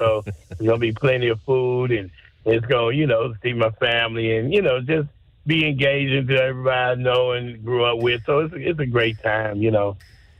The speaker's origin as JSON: {"language": "English", "town": "St. Louis", "region": "Missouri", "country": "United States", "tie": "born or raised there", "moved": "yes", "said": "I love my hometown. I'm a Cardinals fan who would die."}